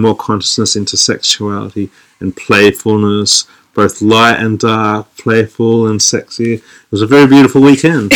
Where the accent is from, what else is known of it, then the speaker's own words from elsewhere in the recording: Sydney, New South Wales, Australia; now in London, United Kingdom; I'm from Australia. I'm from Sydney, Australia, but now I live in London.